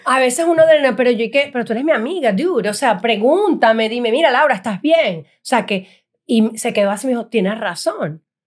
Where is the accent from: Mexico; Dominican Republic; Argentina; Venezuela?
Venezuela; moved away as an adult; now in United States; como venezolanos que somos